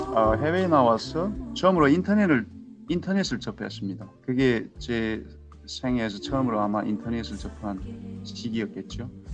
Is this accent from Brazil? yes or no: no; North Korea; moved away as an adult; also born or lived in Seattle area, United States; now in Seattle, United States; 시애틀 근교에 살고 있는 탈북민입니다.